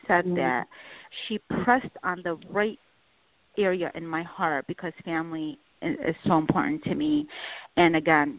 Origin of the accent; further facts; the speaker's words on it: Baghdad, Baghdad Governorate, Iraq; moved away; where I was born in Baghdad